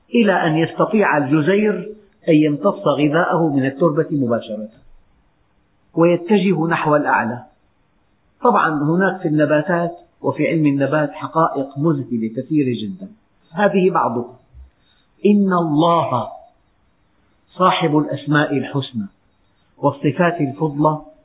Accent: Syria; بلدنا سوريا

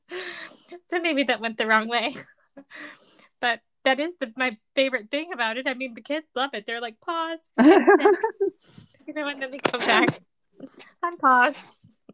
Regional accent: the South, United States; now in Chicago, United States; I'm originally from the South

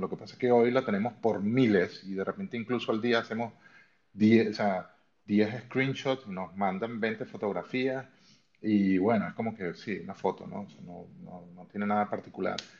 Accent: Venezuela; also born or lived in Spain; now in Germany; yo soy de Venezuela, eh, actualmente vivo en Alemania pero he vivido en, en, entre Venezuela y España muchísimos

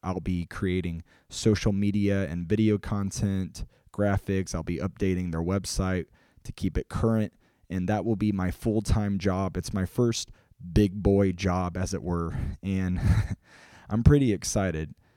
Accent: Illinois, United States; I'm a storyteller from Illinois

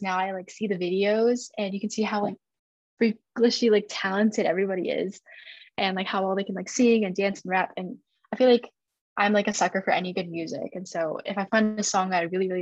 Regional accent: United States; first language Chinese; when my parents came to the US, they really wanted like their kids, like me and my brother, to assimilate as best as we can

